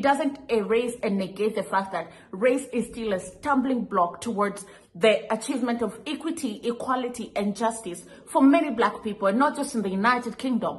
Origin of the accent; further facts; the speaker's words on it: Kenya; as a Kenyan whose grandparents lived through colonization and some of the atrocities that the Brits committed in Africa